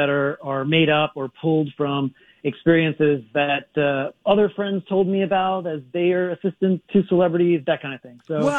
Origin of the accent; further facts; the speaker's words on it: New Orleans, Louisiana, United States; moved away; also born or lived in Hollywood; I'm just like some poor kid from Louisiana. I'm originally from New Orleans, and I found my way to Hollywood